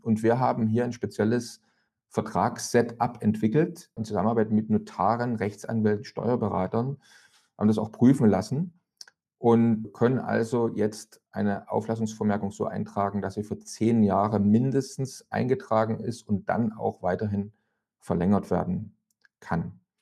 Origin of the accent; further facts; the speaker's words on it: East Germany, Germany; ich komme aus dem Land, wo man mal gesagt hat, niemand hat die Absicht, eine Mauer zu bauen